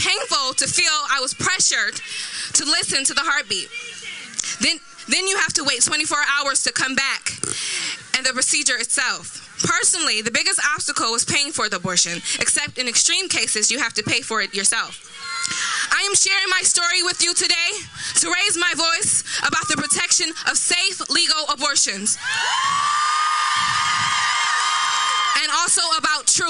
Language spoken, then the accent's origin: English; Ohio, United States; I'm a student from Ohio